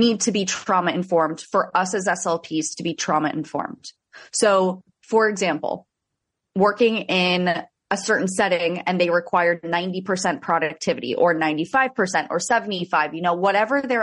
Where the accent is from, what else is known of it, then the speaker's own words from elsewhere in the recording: South Florida, United States; I'm from South Florida. I went to school in Central Florida and then made my way back down to South Florida